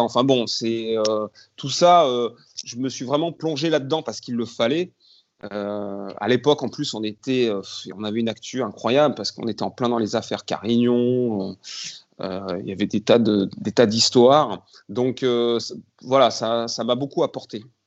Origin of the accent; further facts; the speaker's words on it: Grenoble, Auvergne-Rhône-Alpes, France; quand on est grenoblois